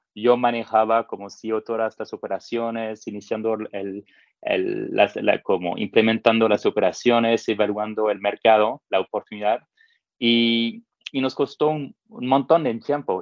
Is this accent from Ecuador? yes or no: no; France; accent: French; Spanish is a second language; moved away as an adult; also born or lived in Africa / Middle East; now in Mexico; mi acento francés